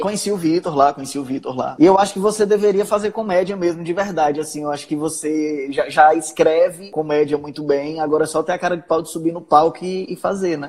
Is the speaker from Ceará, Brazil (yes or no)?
yes; Ceará, Brazil; accent: cearense